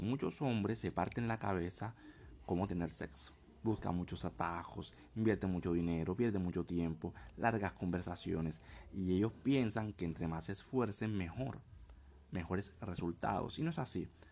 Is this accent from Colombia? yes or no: yes; Colombia; moved away; also born or lived in Thailand / Vietnam; Soy colombiano, estoy actualmente en Tailandia, Vietnam, el sureste asiático.